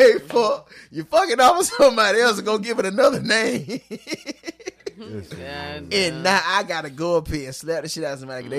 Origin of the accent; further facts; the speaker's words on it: Philadelphia, Pennsylvania, United States; Ciroc, I'm from Philadelphia.